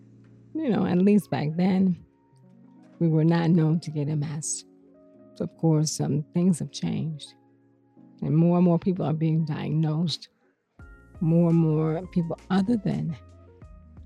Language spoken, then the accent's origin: English; Cleveland, Ohio, United States; moved away as an adult; also born or lived in Seattle / Detroit, Michigan / Greenville, South Carolina / Lansing, Michigan; come home and do what I do right here in my hometown